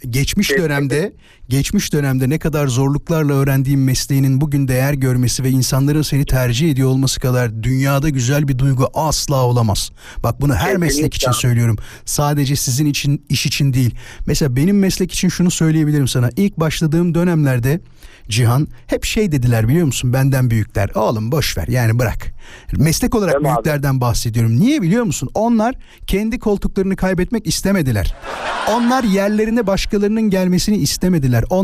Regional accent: Istanbul, Turkey; Abi İstanbul Küçükçekmece.

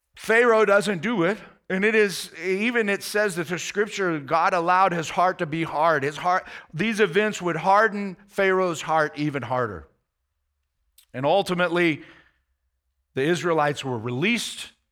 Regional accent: United States; as an American

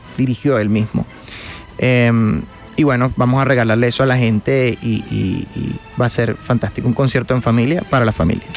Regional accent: Guanare, Portuguesa, Venezuela; que somos guanareños son mi mamá, mi hermano y yo.

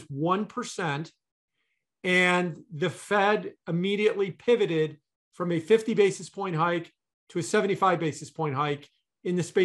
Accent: Elmwood Park, Illinois, United States; I grew up in Elmwood Park.

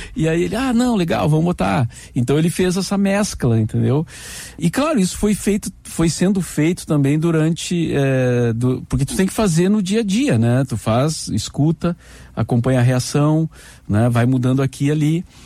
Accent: Cachoeira do Sul, Rio Grande do Sul, Brazil; moved away as an adult; now in Porto Alegre, Brazil; ouvia a Rádio Guaíba lá em Cachoeira do Sul, né? Minha cidade natal

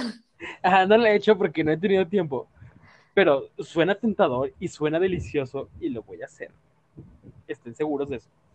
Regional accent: Mexico; como mexicano

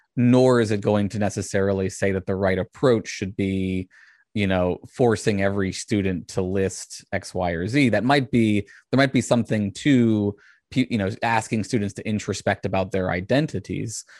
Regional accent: Richmond, Virginia, United States; I was raised outside of Richmond, which is the largest Civil War memorial in the country

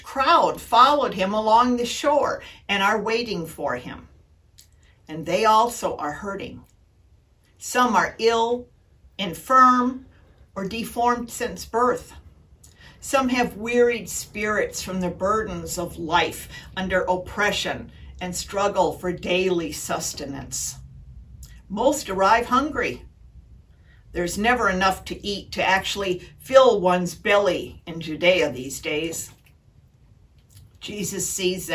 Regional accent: Wisconsin, United States; When I grew up in Wisconsin

